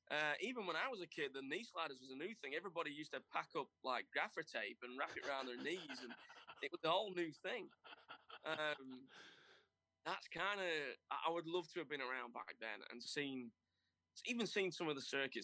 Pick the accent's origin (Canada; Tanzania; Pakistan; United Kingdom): United Kingdom; I think everybody wants to have worked, especially being British, you want to have worked with Barry Sheen at some point.